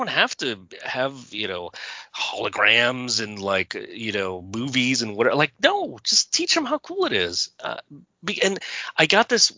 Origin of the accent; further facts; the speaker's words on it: Southern California, United States; I was raised in Southern California.